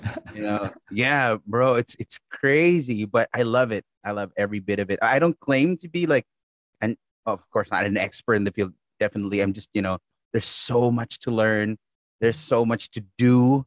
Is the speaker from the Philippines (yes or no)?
yes; Philippines; I'm from the Philippines